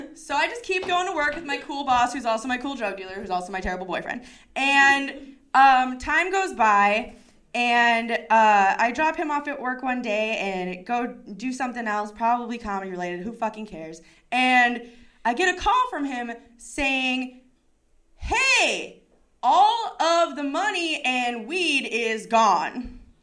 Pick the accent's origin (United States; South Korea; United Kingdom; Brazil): United States; Chicago, Illinois; I'm from Chicago